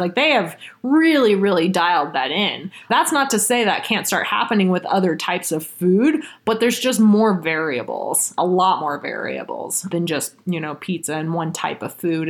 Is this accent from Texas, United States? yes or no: yes; Austin, Texas, United States; moved away as an adult; also born or lived in Bay Area, California / Boston; now in Colorado, United States; I was born actually in the Bay Area and was raised in Austin, Texas from the time I was six.